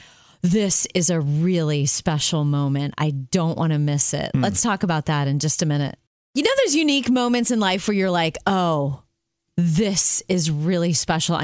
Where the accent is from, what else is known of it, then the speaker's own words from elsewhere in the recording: Jupiter, Florida, United States; growing up in Jupiter, Florida